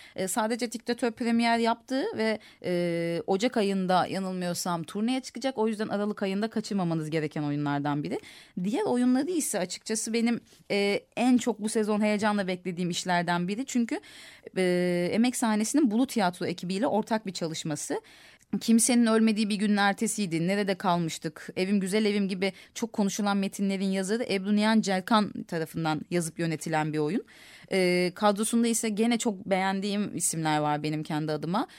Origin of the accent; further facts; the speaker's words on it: Istanbul, Turkey; bir Kadıköylü olarak